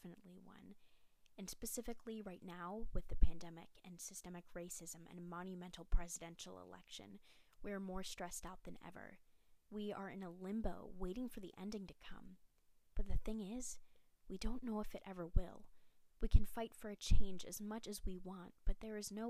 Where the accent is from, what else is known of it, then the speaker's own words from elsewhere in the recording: Charlotte, North Carolina, United States; I'm from Charlotte, North Carolina